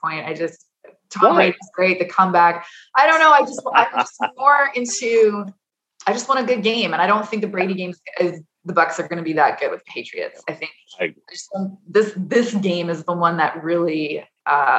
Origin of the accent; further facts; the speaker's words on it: Edmonton, Alberta, Canada; I was born and raised in Edmonton